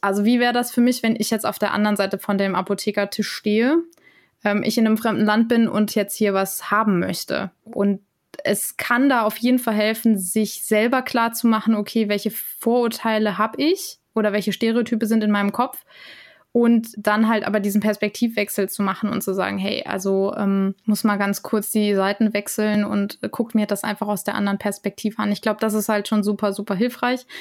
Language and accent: German; Germany; ich komme aus Deutschland